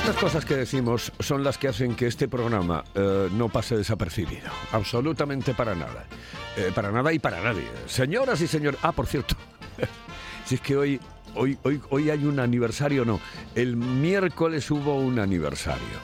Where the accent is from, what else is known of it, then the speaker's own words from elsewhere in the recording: Spain; Soy español, español, español